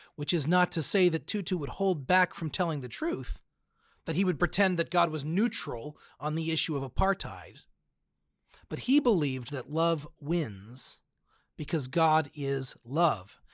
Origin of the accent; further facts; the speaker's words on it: United States; I am a Christian before I'm an American